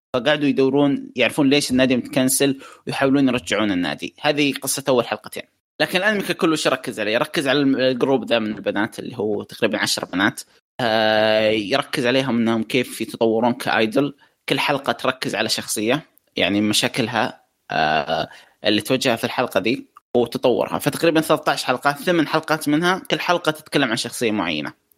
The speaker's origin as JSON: {"language": "Arabic", "country": "Saudi Arabia", "said": "عندنا في السعوديه"}